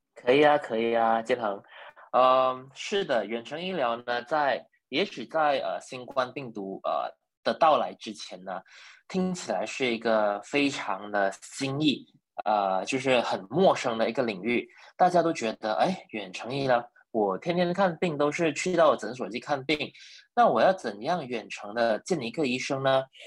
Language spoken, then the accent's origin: Chinese; Malaysia; also born or lived in Sabah; 我是马来西亚人，呃，大学毕业于这里，呃，马来西亚的理科大学。嗯。那我大学毕业了以后呢，就一直在沙巴，呃，的医院服务